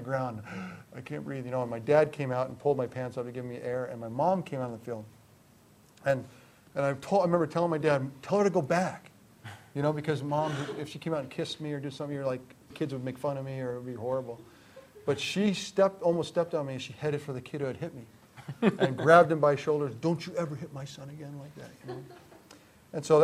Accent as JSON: {"language": "English", "town": "Greenwich", "region": "Connecticut", "country": "United States", "tie": "born or raised there", "said": "I grew up in Greenwich, Connecticut"}